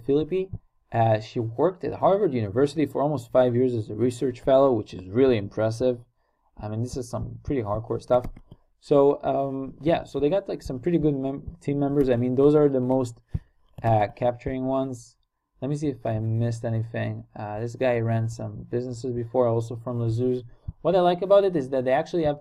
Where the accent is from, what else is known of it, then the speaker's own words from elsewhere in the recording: Israel; I'm also from Israel